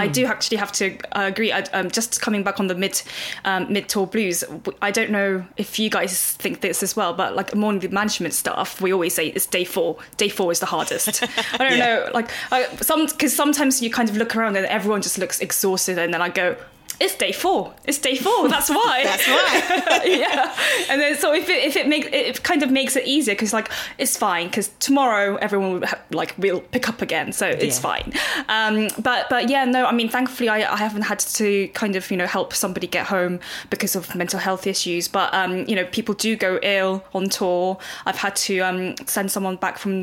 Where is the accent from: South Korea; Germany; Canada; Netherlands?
South Korea; Seoul; moved away; that's, you know, my hometown, you know, where I was born.